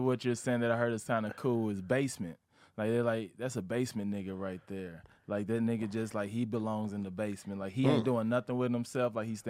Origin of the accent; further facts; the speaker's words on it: St. Louis, Missouri, United States; moved away as an adult; also born or lived in Arkansas; I'm from Arkansas. I was born in Arkansas, raised in St. Louis.